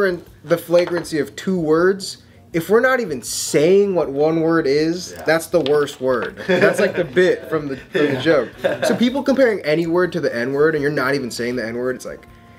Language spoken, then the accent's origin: English; Hawaii, United States; moved away as an adult; also born or lived in San Diego; I was raised there, so it's like that's already like a different thing for being like Hawaiian blood.